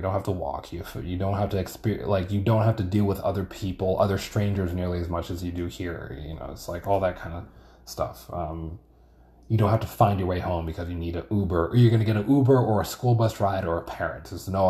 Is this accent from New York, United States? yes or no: yes; New York, United States; I think growing up in New York like helps you against that kind of thing, because there's a lot of shit going on at any given moment